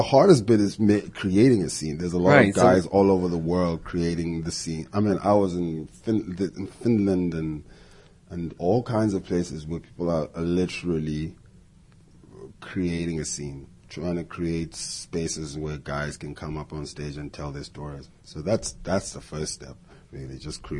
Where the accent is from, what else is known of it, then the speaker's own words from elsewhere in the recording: South Africa; and I'm a South African, and I'm like, I've got some ideas that I want to share with America in terms of humor.